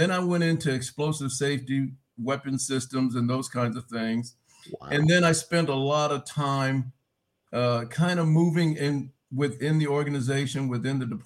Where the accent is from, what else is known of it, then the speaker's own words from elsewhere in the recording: Riverside, California, United States; I'm from Southern California, Riverside, California